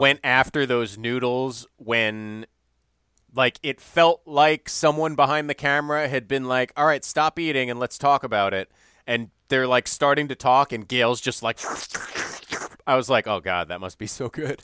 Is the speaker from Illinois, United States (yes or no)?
yes; Evanston, Illinois, United States; went to Northwestern, which, of course, is in my hometown